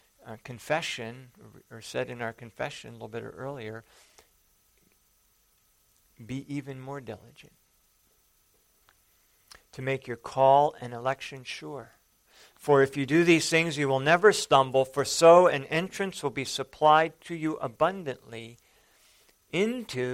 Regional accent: the Dakotas, United States; moved away; I grew up in the Dakotas for a while.

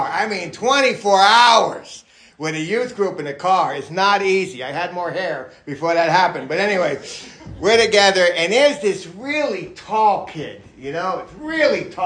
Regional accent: New York City, New York, United States; also born or lived in Florida, United States; And growing up in New York City and Florida and different places I grew up

